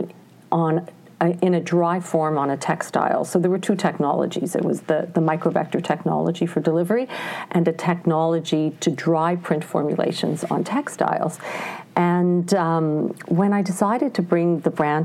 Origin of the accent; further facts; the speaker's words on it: Ontario, Canada; now in Montreal, Canada; I grew up in Ontario. I would say, you know, I call myself an English Canadian.